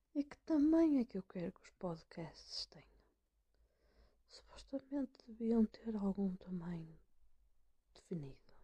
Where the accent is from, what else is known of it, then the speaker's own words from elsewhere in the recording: Braga, Norte, Portugal; moved away; Sou uma pessoa do Norte. Eu vim de Braga.